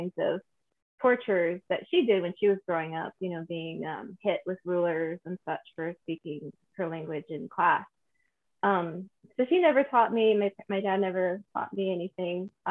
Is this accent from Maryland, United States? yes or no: no; Santa Fe, New Mexico, United States; I was born and raised in Santa Fe, New Mexico, and I'm an actor.